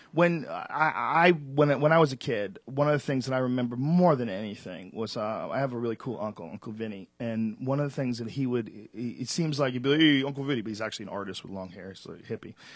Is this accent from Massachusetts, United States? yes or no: yes; Boston, Massachusetts, United States; now in Los Angeles, United States; I grew up in Boston